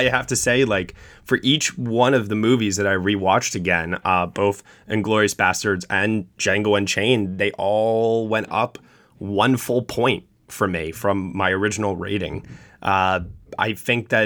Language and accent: English; New York, United States; the New York Film Festival, my hometown